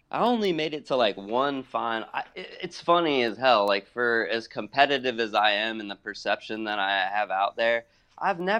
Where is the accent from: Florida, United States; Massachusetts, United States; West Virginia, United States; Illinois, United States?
Illinois, United States; I grew up in Illinois. My aunts in Chicago.